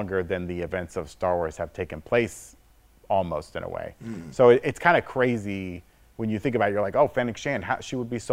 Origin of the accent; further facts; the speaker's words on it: the South, United States; growing up in the South